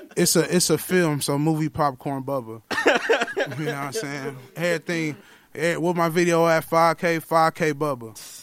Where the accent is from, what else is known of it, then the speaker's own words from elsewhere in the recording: Milwaukee, Wisconsin, United States; I'm from the Millie